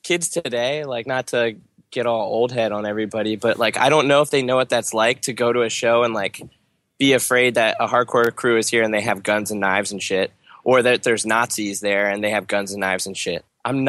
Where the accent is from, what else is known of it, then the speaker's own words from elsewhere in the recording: Harrisburg, Pennsylvania, United States; I grew up knowing that where I was growing up in Harrisburg was the most racist